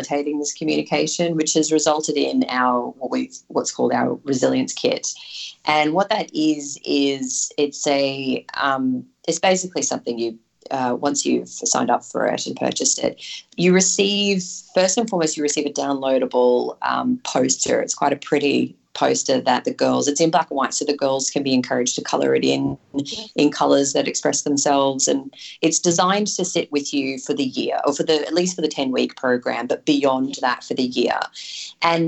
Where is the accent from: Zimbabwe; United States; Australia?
Australia; Yeppoon, Queensland; moved away; I'm from Yeppoon originally, up in central Queensland, small town on the coast.